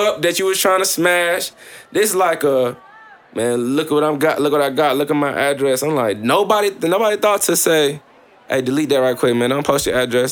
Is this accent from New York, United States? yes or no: no; Columbus, Mississippi, United States; I'm from Northside Columbus, Mississippi